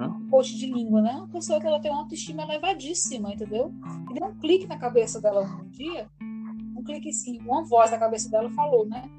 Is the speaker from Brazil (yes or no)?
yes; Ceará, Brazil; first language Portuguese; Sou brasileira, sou cearense